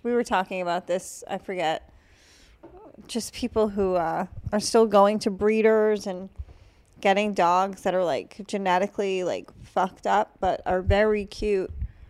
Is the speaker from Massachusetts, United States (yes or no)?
yes; Massachusetts, United States